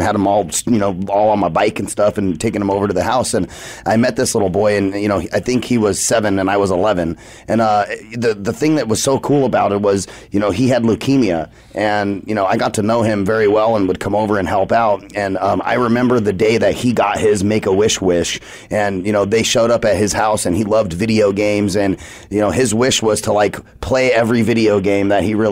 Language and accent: English; Arizona, United States; I'm, like, an Arizona native and love all things Arizona. I've been here my whole life.